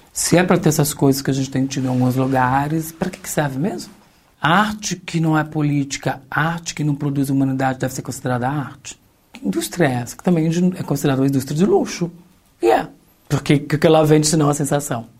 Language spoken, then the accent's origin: Portuguese; São Paulo, Brazil; Com doze anos, a gente foi parar no centro de São Paulo pela primeira vez.